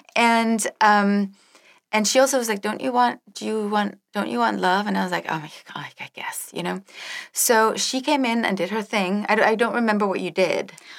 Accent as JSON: {"language": "English", "country": "Denmark", "tie": "born or raised there", "moved": "yes", "said": "I grew up in Denmark"}